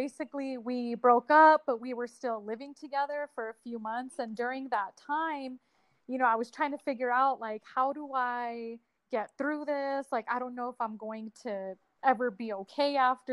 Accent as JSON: {"language": "English", "town": "Albuquerque", "region": "New Mexico", "country": "United States", "said": "I am from Albuquerque, New Mexico"}